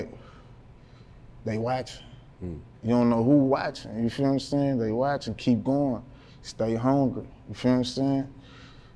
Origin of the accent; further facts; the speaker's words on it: Baton Rouge, Louisiana, United States; North Baton Rouge. I'm from Banks.